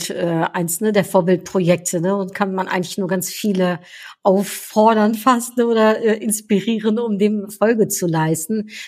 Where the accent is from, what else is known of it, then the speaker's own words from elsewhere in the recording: Netherlands; aber somit sind wir immer noch Top 3 ja, als Niederländer ähm, gemeinsam mit Deutschland im Handel.